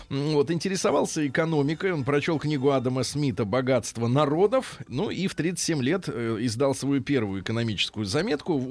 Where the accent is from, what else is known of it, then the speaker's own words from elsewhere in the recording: Australia; Russian is a second language; О, е, я из Австралии. Привет.